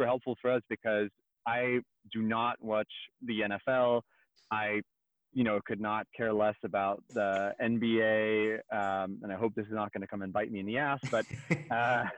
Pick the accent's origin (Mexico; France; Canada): France; accent: French; English is a second language; moved away as an adult; now in California, United States; I was born and raised in France